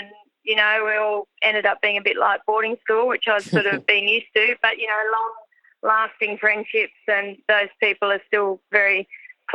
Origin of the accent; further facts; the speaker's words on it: Bundaberg, Queensland, Australia; we grew up in Bundaberg in Queensland